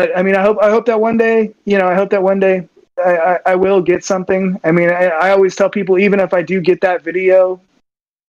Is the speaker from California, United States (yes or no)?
yes; Southern California, United States; as a young kid growing up in Southern California